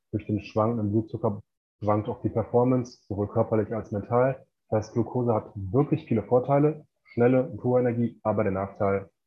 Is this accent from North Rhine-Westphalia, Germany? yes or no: yes; Bochum, North Rhine-Westphalia, Germany; moved away as an adult; now in Mexico; ich komme ursprünglich aus Bochum, das ist im Ruhrgebiet und ähm, ja, arbeite jetzt mittlerweile ortsunabhängig aus Mexiko.